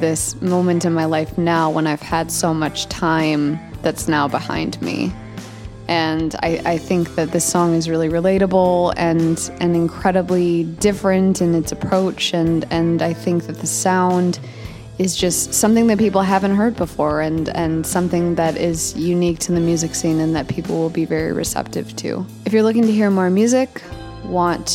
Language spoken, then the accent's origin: English; Chicago, Illinois, United States; we are from Chicago, Illinois